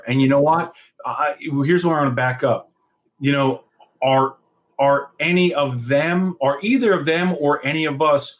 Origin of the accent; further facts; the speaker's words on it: Washingtonville, New York, United States; I'm going to speak like like we do in my hometown of Washingtonville, New York.